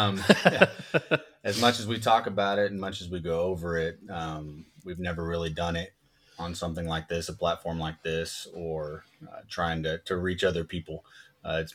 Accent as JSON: {"language": "English", "town": "Lubbock", "region": "Texas", "country": "United States", "said": "I am from Lubbock, Texas, moved here when I was about 9 years old. I've been here ever since."}